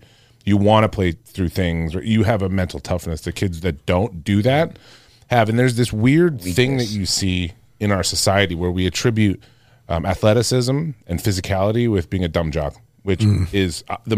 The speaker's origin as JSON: {"language": "English", "country": "Canada", "said": "I'm Canadian."}